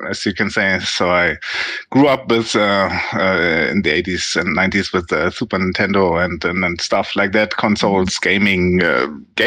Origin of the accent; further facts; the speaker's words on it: Germany; I'm from Germany